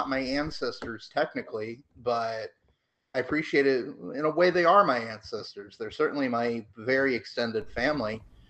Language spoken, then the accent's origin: English; United States; I am an American. I was born in the United States. I am an American citizen. I'm not an Israeli citizen. I can be at any point if I go there. But as of right now, I just have the one citizenship